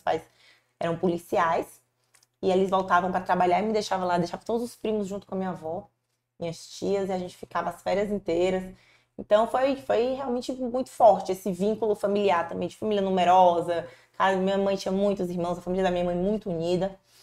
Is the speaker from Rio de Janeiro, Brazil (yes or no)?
no; Fortaleza, Ceará, Brazil; Eu nasci aqui em Fortaleza mesmo